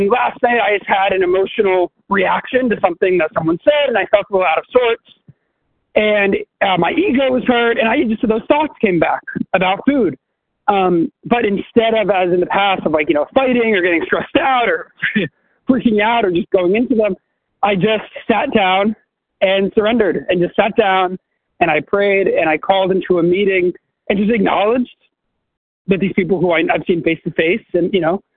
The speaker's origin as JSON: {"language": "English", "region": "New York", "country": "United States", "tie": "born or raised there", "said": "I was raised in New York."}